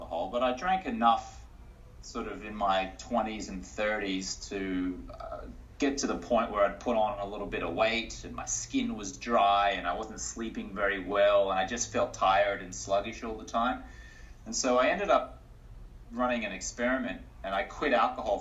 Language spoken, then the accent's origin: English; Australia; also born or lived in United States; now in New York City, United States; I'm an Australian-American investor and health expert